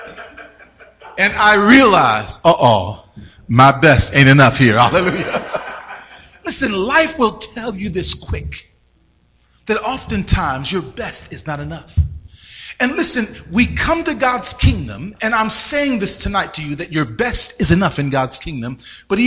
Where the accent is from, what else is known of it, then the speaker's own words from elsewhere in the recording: Richmond, Virginia, United States; moved away as an adult; also born or lived in Arizona; I grew up in Virginia, right? Richmond, Virginia